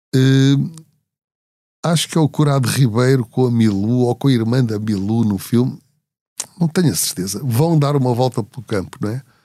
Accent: Portugal; sou de Portugal

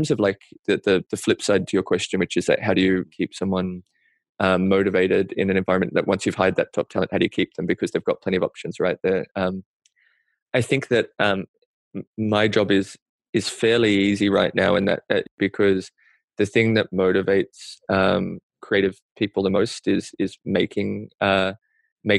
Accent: Australia; now in New York, United States; stuff that I feel like really as an Australian kind of like gives me the chills

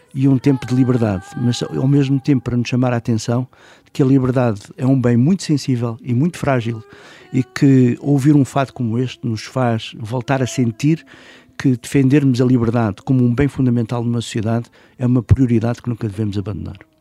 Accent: Portugal; como português

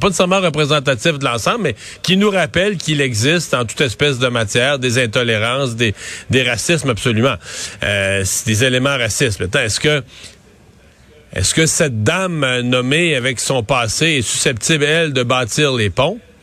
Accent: Quebec, Canada; en tant que Québécois, en tant que Québécois francophone

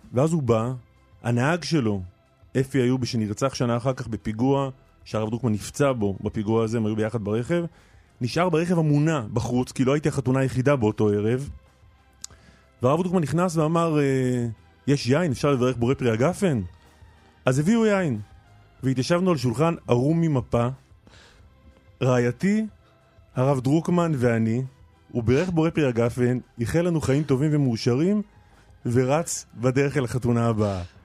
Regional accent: Nir Galim, Southern District, Israel; בניר גלים, במשק שגדלתי

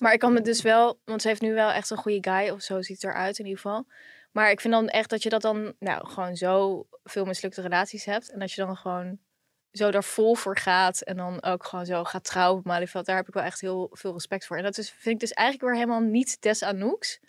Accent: The Hague, South Holland, Netherlands; also born or lived in Israel; Ik kom natuurlijk ook uit Den Haag

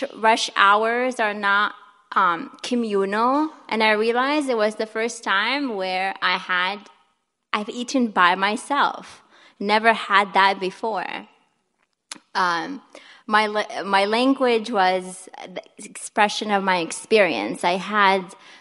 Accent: Kuwait; moved away as an adult; also born or lived in Milwaukee, Wisconsin; now in United States; So I'm from Kuwait. It's a small Middle Eastern country where there are only two seasons, summer and winter. I grew up in an intergenerational house

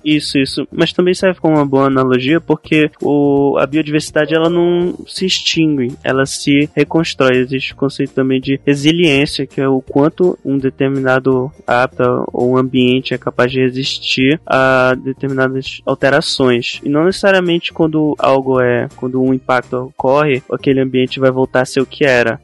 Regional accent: Belém, Pará, Brazil; eu sou de Belém, né? Que é conhecida como a cidade das mangueiras. E tem mangueira em tudo que é canto aqui

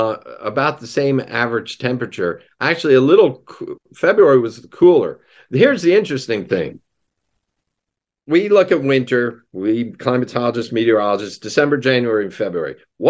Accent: New Jersey, United States; I grew up in Jersey.

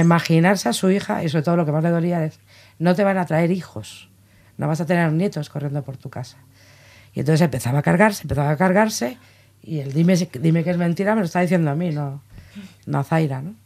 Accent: Basque Country, Spain; yo soy vasca

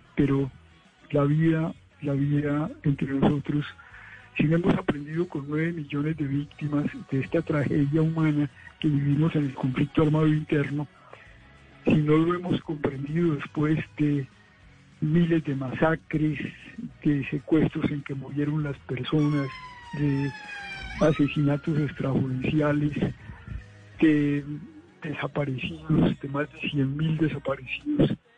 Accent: Colombia; ser colombianos

